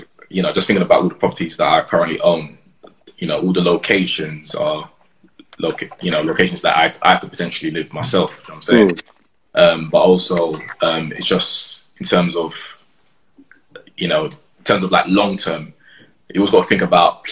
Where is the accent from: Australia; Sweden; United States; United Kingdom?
United Kingdom; London; growing up in Camberwell, sort of in the centre